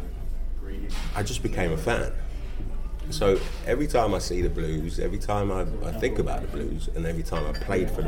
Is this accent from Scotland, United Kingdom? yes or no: no; London, United Kingdom; I was brought up in West London